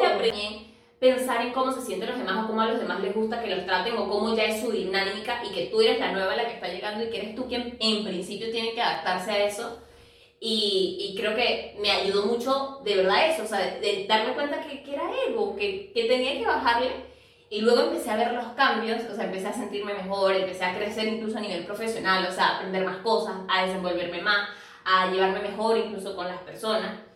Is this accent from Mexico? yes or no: no; Venezuela; moved away as an adult; now in Lima, Peru; nosotras somos venezolanas, pero vivimos actualmente en Lima, Perú